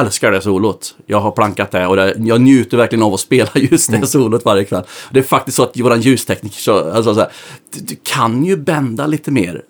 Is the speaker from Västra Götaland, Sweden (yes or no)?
yes; Västergötland, Västra Götaland, Sweden; Vi är västgötar bägge två